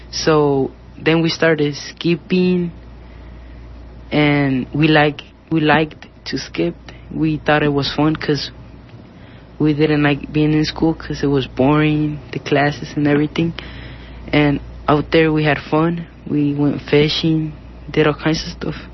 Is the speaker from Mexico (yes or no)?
yes; Mexico City, Mexico; born there; English is a second language; moved away; I born in Mexico City, and I get in Lombre because my my parents moved here to work to get a better life.